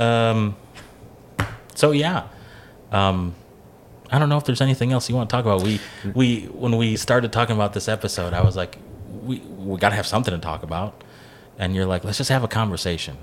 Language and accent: English; Kenosha County, Wisconsin, United States; I grew up in the Kenosha County area